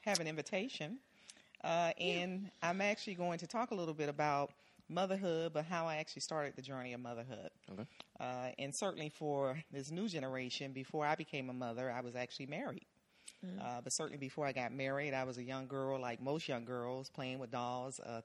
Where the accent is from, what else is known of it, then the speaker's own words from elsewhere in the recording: Miami, Florida, United States; I grew up in the Miami area. I was in a community that was referred to as Brownsville